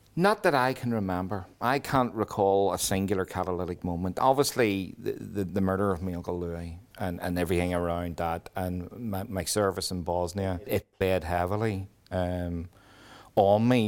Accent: Belfast, Northern Ireland, United Kingdom; I grew up on the Woodville Road. which is the top end of the shankill

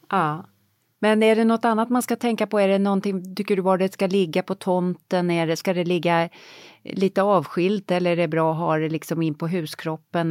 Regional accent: Sweden; moved away

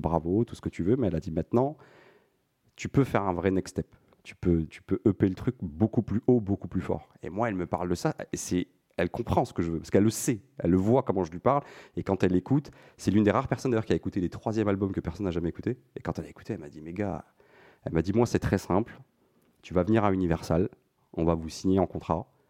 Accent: France; je suis franco-marocain, mais je suis, j'ai, j'ai grandi en France

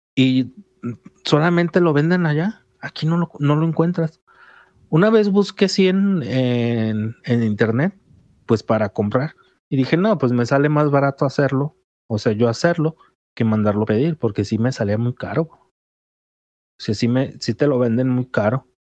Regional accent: Jalisco, Mexico; los que somos de Jalisco

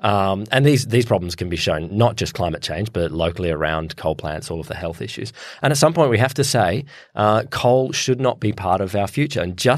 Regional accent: Queensland, Australia; you look, I'm a Queenslander.

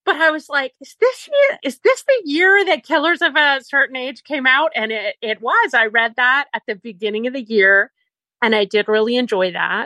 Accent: Canada; also born or lived in Peak District, England; now in England; I'm Canadian, but I live in England, sort of northern England

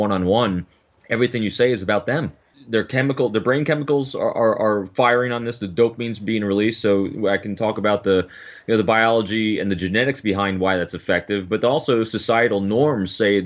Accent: West Point, New York, United States; also born or lived in Rockland County, New York; I was probably about 40 minutes from West Point, where I grew up.

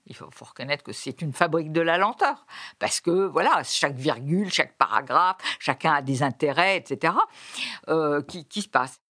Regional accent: France; chez nous, en France

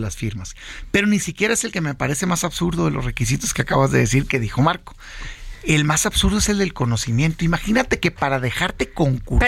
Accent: Hermosillo, Sonora, Mexico; moved away as an adult; now in Mexico City, Mexico; yo soy de Hermosillo.

